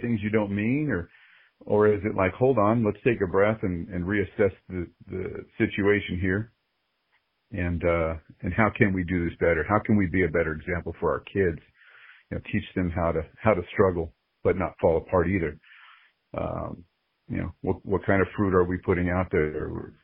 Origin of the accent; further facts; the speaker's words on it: California, United States; moved away as an adult; also born or lived in Georgia; now in Las Vegas, United States; We're originally from California